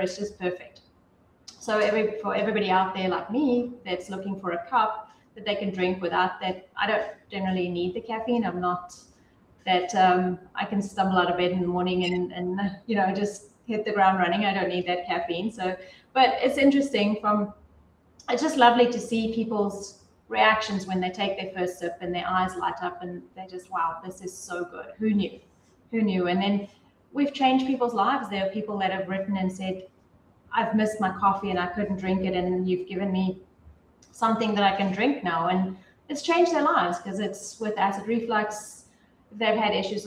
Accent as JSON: {"language": "English", "country": "South Africa", "tie": "born or raised there", "moved": "yes", "said": "I grew up in South Africa. I grew up drinking tea"}